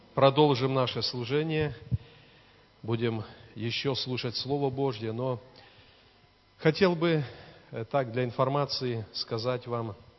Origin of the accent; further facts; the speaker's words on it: Borki, Brest Region, Belarus; now in Svetlogorsk, Belarus; в деревне, где мы выросли, в Пинском районе, в Борках.